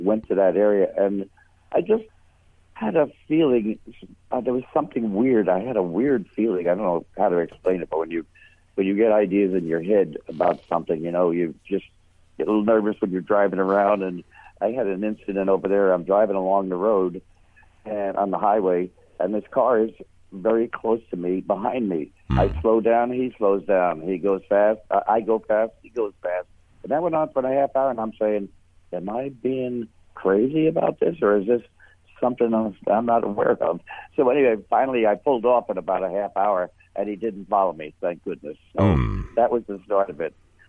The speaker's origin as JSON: {"language": "English", "town": "New York City", "region": "New York", "country": "United States", "tie": "born or raised there", "said": "I grew up in the Bronx in New York, and back in 1947, when I was 10 years old"}